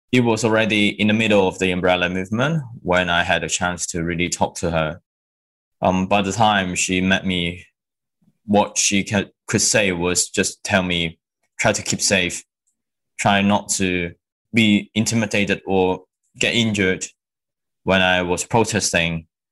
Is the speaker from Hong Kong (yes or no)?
yes; Hong Kong; moved away as an adult; also born or lived in mainland China; now in London, United Kingdom; when I was born in China in 1993, we reunion in Hong Kong in 1999 when I was six. So that was um, how I managed to come from mainland China to Hong Kong